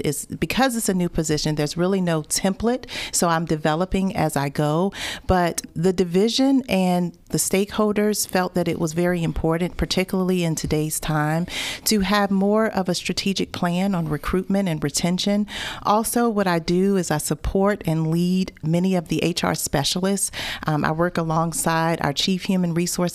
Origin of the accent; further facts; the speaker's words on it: Newport News, Virginia, United States; I went to school at Warwick High School in Newport News. I'm from the Tidewater area.